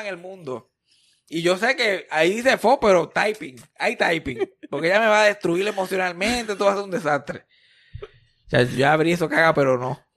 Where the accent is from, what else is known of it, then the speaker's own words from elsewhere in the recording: Puerto Rico; desde que nacimos como puertorriqueños